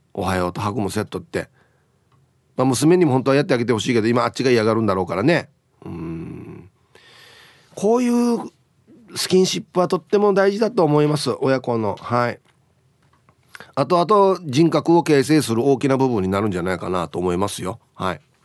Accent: Uruma, Okinawa, Japan; うちの地元の僕が通ってた小学校でアゲナ小学校です

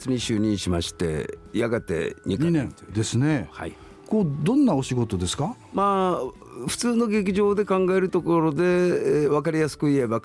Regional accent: Okinawa, Japan; also born or lived in Kumamoto / Okayama / Tokyo; 僕講座で育っったせいか古座以外のところに行って外国人を見てもなんか振り向くっていうことがなかったんですね

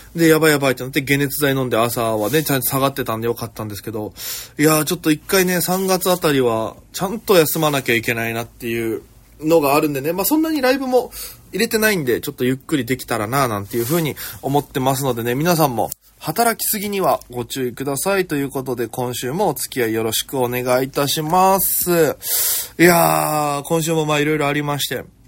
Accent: Okinawa, Japan; moved away as an adult; now in Tokyo, Japan; 私、県出身で、現在東京でフリーのピン芸人として活動しております

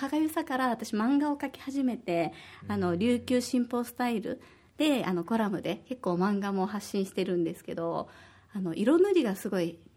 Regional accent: Osaka, Japan; now in Okinawa, Japan; 私は大阪出身で

